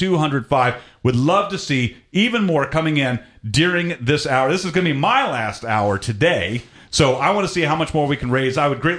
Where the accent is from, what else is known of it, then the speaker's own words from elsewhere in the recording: Atlanta, Georgia, United States; I'm originally from Atlanta, and I moved around all over the place.